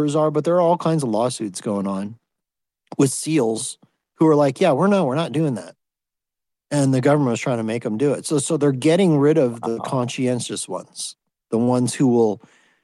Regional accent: United States; I'm American

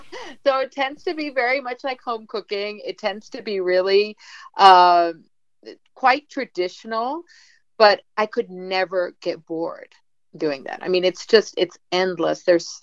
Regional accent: Mexico City, Mexico; now in United States; I grew up in Mexico City. I grew up in a time before NAFTA, before, obviously before the internet, but also it's just, it was a time where Mexico was so closed.

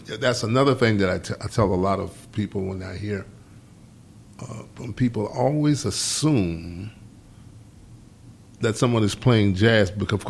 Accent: Detroit, Michigan, United States; I'm not from New York. From Detroit, of course.

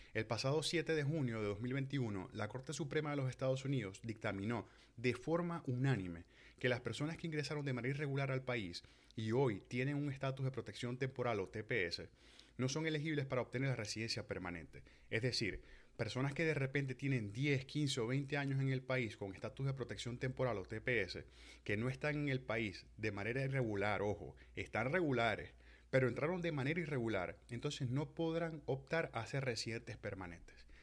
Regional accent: Venezuela; moved away; nosotros como venezolanos

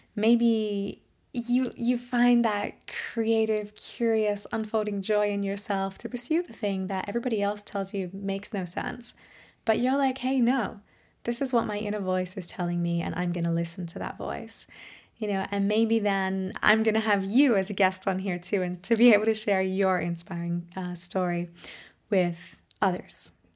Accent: Australia; now in Germany; I'm an Australian singer, musician, voice trainer, and empowerment coach.

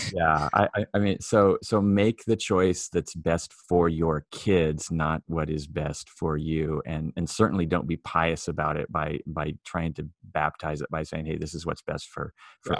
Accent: Myrtle Point, Oregon, United States; I grew up in Myrtle Point

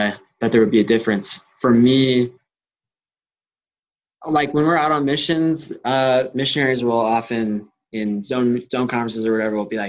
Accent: Utah, United States; From Utah, born and raised

